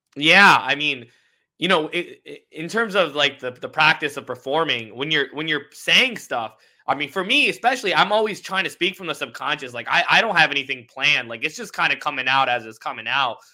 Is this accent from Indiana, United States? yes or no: yes; Indianapolis, Indiana, United States; I was raised in Indianapolis